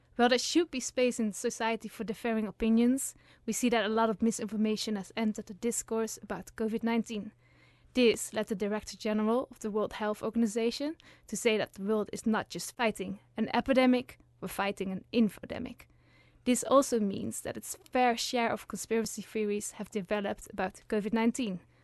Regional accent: Netherlands; now in Uppsala, Sweden; I'm originally from the Netherlands

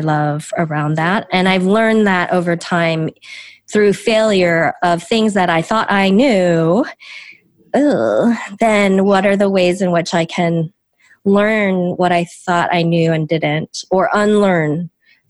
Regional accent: Chicago, Illinois, United States; first language Korean; English is a second language; I'm from the Chicago suburbs. I've really known no other home except maybe the north side of Chicago

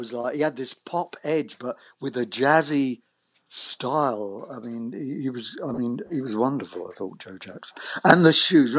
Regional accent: United Kingdom; now in Long Island, United States; being a British in, you know, a British expatriate living on Long Island, I have to adjust my accent to what.

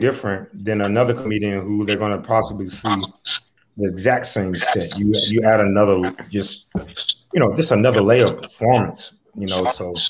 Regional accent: Dayton, Ohio, United States; My neck of the woods. I'm from Dayton.

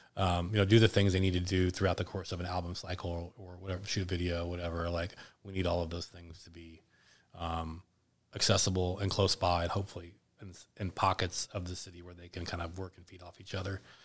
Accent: Indianapolis, Indiana, United States; my hometown

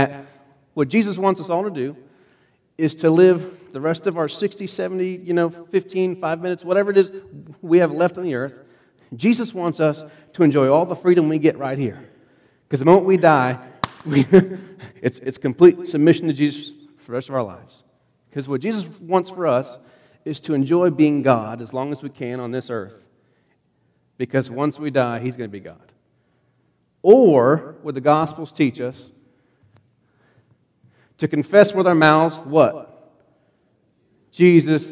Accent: United States; I'm American

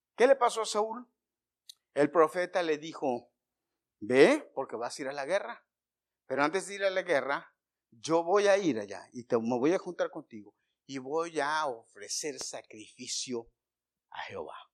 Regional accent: Mexico; yo como mexicano

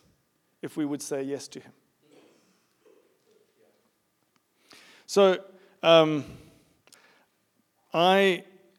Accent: South Africa; also born or lived in United Kingdom; now in United States; growing up in South Africa

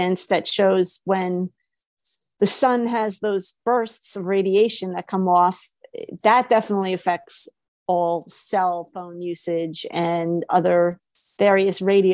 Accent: New York City, New York, United States; now in Georgia, United States; I'm from New York City

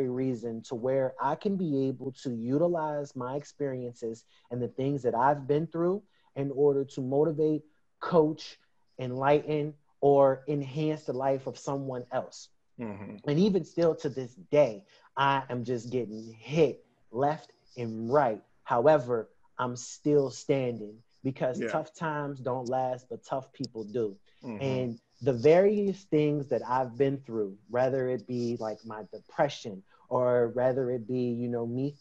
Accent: Pittsburgh, Pennsylvania, United States; I'm born and raised in Pittsburgh, PA

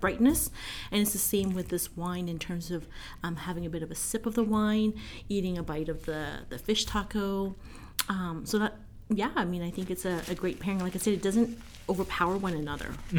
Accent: Vancouver, British Columbia, Canada; now in Calgary, Canada; I'm from Vancouver, and a lot of my friends in Vancouver

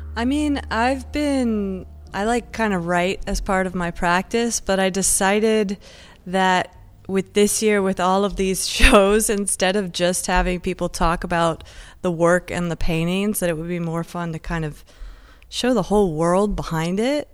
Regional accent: Encinitas, California, United States; moved away; also born or lived in San Diego / London; I was born, like, in Encinitas, grew up in Encinitas

